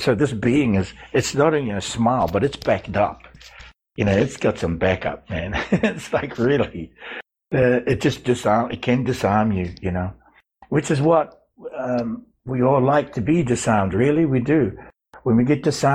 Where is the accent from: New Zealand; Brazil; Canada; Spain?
New Zealand; I grew up with them in New Zealand